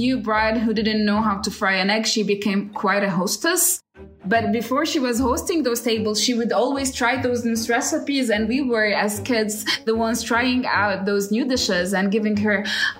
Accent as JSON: {"language": "English", "town": "Jerusalem", "country": "Palestine", "said": "I'm from Palestine, Jerusalem, and I'm an artist."}